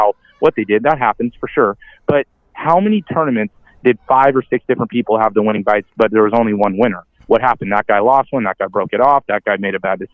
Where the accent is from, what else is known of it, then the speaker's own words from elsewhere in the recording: the Delta, California, United States; now in Guntersville, United States; I'm from the Delta